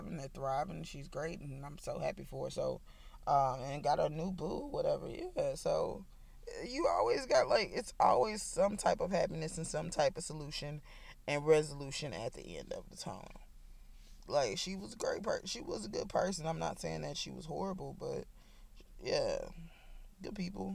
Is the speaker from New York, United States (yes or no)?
no; Nashville, Tennessee, United States; moved away as an adult; now in Alabama, United States; I'm from Nashville, Tennessee, born and raised.